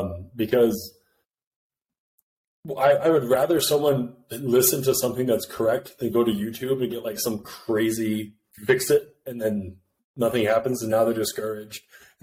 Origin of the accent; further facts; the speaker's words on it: North Dakota, United States; born there; I was born about as close as you can get. I was born in North Dakota.